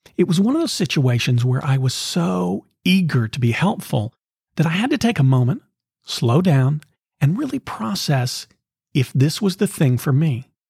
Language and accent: English; the South, United States; growing up in the South, in the sixties and seventies